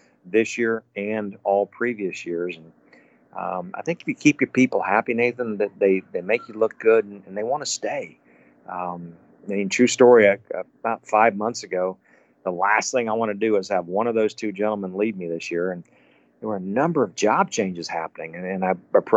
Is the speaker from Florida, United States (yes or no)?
yes; Tallahassee, Florida, United States; now in Naples, United States; I grew up in Tallahassee, Florida, and I grew up in a time when golf was not anything like it was today